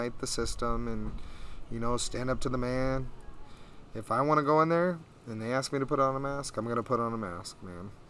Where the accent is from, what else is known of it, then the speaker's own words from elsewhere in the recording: Bullhead City, Arizona, United States; I'm from Bullhead City